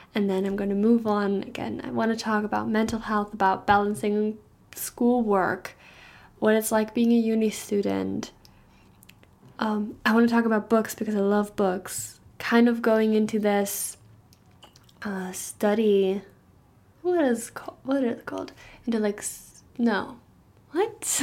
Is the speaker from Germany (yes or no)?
yes; Germany; English is a second language; moved away as an adult; now in Stirling, United Kingdom; I'm actually from Germany